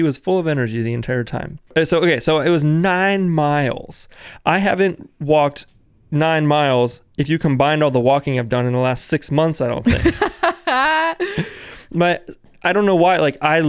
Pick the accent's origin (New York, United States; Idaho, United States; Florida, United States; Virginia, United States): Virginia, United States; now in Richmond, United States; I am from Northern Virginia, which is just outside of D.C., which is the very northernmost part of Virginia that borders D.C. and Maryland. We live in Richmond, which is 2 hours south of D.C., straight down 95.